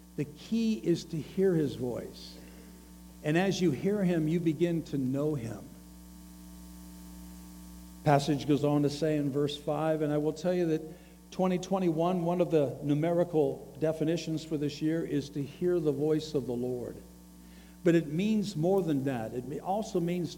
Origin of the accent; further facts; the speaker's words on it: the South, United States; I come from the South. I live in the South